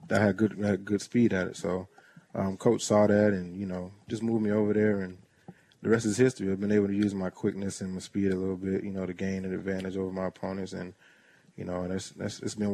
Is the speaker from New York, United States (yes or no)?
no; Tampa, Florida, United States; now in Jacksonville, United States; my neighborhood where I grew up in the Clare Mel City area in Tampa, Florida